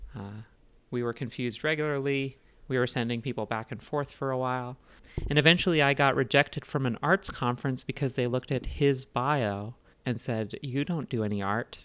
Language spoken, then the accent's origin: English; Indiana, United States; also born or lived in Lesotho; now in Denver, United States; living in Indiana for most of my childhood and adolescence and then now in Denver.